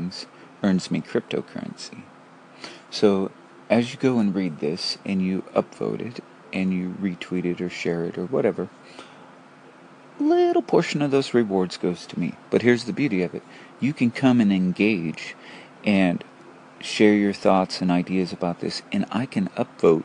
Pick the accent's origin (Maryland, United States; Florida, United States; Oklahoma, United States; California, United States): California, United States; Porterville; Tommy and I grew up with my grandfather, Clyde Westmoreland, who had Clyde's Auto Body in Porterville, California